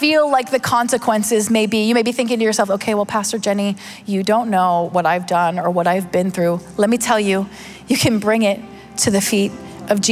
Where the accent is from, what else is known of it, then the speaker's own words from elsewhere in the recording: Pittsburgh, Pennsylvania, United States; I'm from Pittsburgh